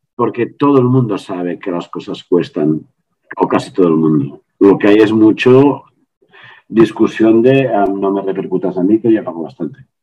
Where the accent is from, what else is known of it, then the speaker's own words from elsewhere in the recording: Les Cases d'Alcanar, Catalonia, Spain; moved away; mi pueblo de origen son 700 personas